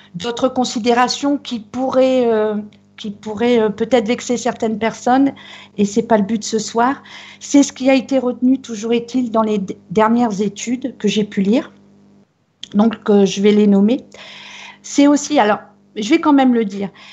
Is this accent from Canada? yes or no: no; Brittany, France